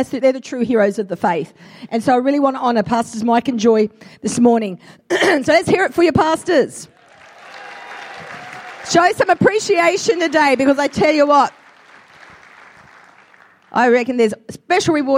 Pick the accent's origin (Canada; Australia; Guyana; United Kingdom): Australia; I'm an Australian-Italian mix